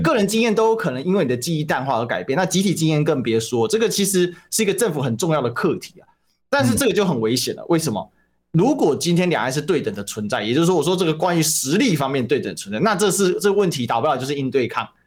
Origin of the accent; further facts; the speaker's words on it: Taiwan; 作为一个台湾人是非常的忧心啊